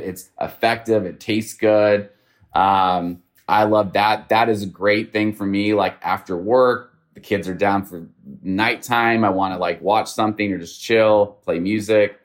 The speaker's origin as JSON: {"language": "English", "region": "Northern California", "country": "United States", "moved": "yes", "lives_now": "Houston, United States", "said": "I'm from Northern California."}